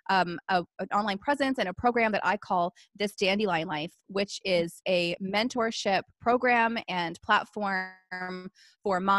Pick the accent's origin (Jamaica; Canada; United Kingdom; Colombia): Canada; I am a Canadian military wife and I'm a mom of two little boys